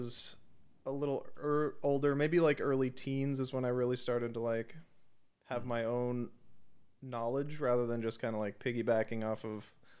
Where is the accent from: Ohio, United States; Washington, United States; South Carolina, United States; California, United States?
Washington, United States; Before that, I was born in Washington. That's where my parents are from.